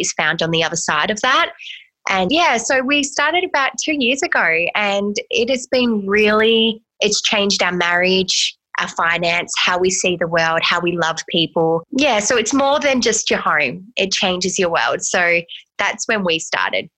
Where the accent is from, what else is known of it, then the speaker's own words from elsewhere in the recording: Australia; moved away as an adult; now in United States; I'm actually an Australian who's moved